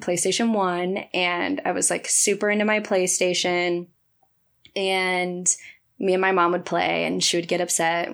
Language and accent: English; Stockton, California, United States; now in Los Angeles, United States; growing up in Stockton